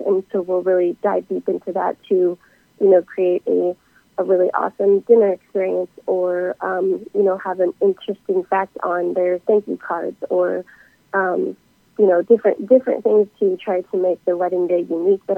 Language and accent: English; Spearfish, South Dakota, United States; moved away as an adult; also born or lived in Alabama; I'm originally from Spearfish, South Dakota